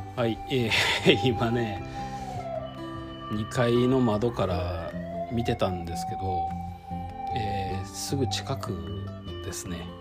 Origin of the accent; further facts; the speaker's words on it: Kyoto, Japan; moved away; 京都で生まれて京都で育ってでその時から出たかったんですよ